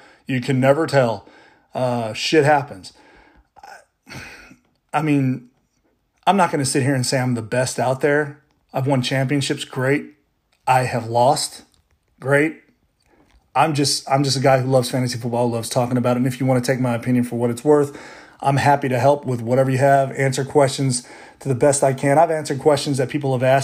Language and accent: English; Baton Rouge, Louisiana, United States; I'm from Baton Rouge